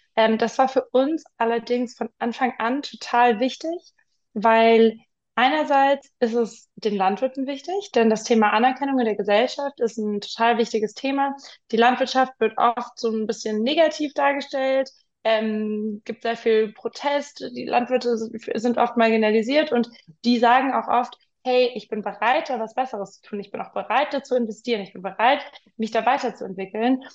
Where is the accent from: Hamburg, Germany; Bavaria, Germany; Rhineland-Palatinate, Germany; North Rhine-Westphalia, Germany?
Bavaria, Germany; Munich; moved away as an adult; also born or lived in London; ich bin in München aufgewachsen